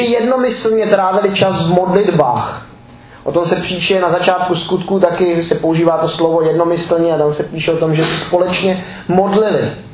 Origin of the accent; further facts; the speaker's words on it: Czechia; jako Češi